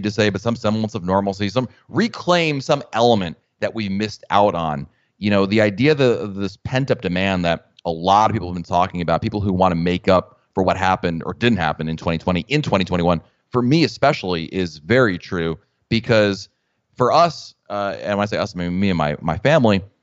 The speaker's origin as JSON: {"language": "English", "region": "Northeast", "country": "United States", "tie": "born or raised there", "moved": "yes", "lives_now": "Florida, United States", "said": "I grew up in the Northeast"}